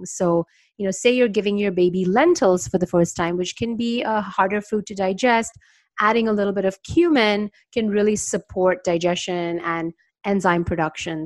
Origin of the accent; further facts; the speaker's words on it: India; moved away; also born or lived in New York; I grew up in India